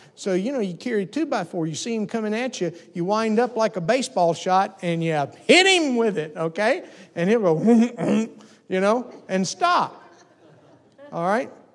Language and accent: English; the South, United States; I grew up in the South, and so we had pigs.